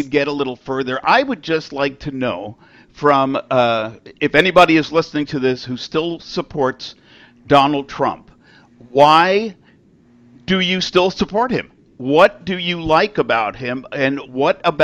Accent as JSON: {"language": "English", "region": "New York", "country": "United States", "tie": "born or raised there", "said": "I grew up in New York"}